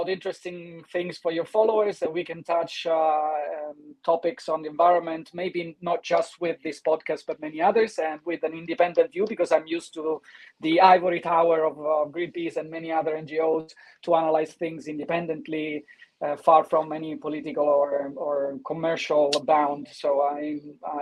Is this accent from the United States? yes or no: no; Italy; now in London, United Kingdom; I'm coming from Italy